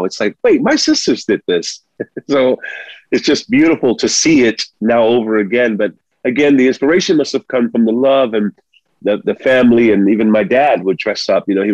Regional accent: New York City, New York, United States; first language Spanish; English is a second language; also born or lived in Sabana Grande, Puerto Rico; I came when I was like maybe 3 years old. So I was raised in the Bronx

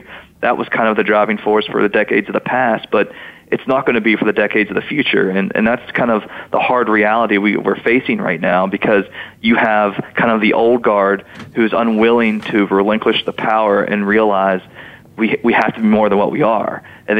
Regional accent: West Virginia, United States; accent: Northern Panhandle West Virginia; I mean, my accent doesn't sound like the Charleston accent. It's a little different. West Virginia kind of has, you know, I sound more like a Yinzer than I do a Southern West Virginian, or even the Eastern Panhandle, for that matter

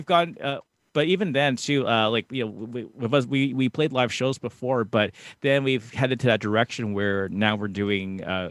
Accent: Canada; us being a Canadian group

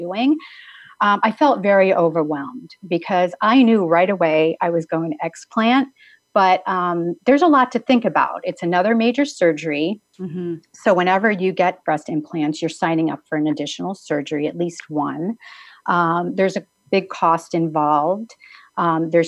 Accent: East Coast, United States; moved away as an adult; also born or lived in New Jersey; I had grown up on the East Coast, lived in New Jersey for 6 years after I was married

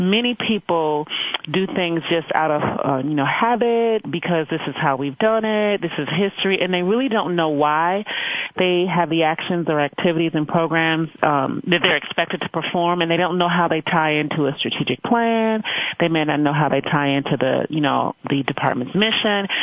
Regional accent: Chicago, Illinois, United States; moved away as an adult; also born or lived in Evanston, Illinois; I hail from Chicago, Illinois

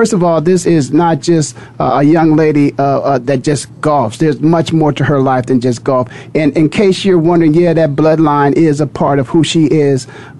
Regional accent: Canton, Ohio, United States; I'm born and raised in Canton, Ohio.

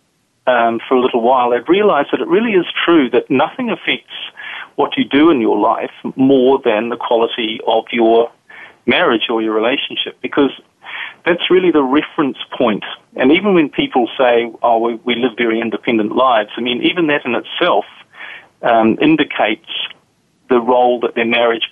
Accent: New Zealand; now in Europe; As you can probably tell from my accent, I'm from a different part of the world. I'm from New Zealand originally. But I currently live in Europe

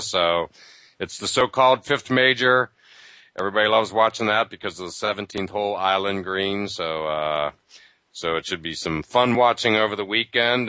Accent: Pennsylvania, United States; growing up in Pennsylvania, half an hour from Penn State

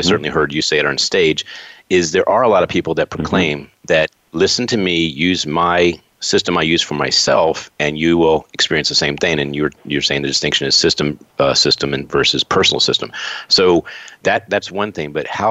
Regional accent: Warwick, Rhode Island, United States; I was born in Warwick, Rhode Island

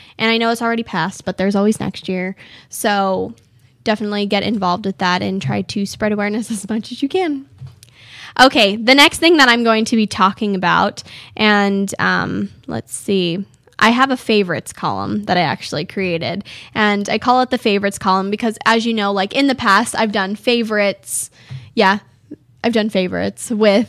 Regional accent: California, United States; now in Arizona, United States; I'm like, oh, I'm from California.

